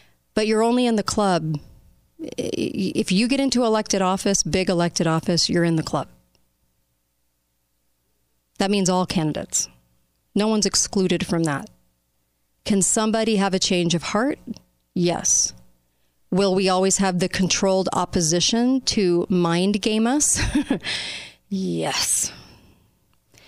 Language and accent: English; United States; as an American populace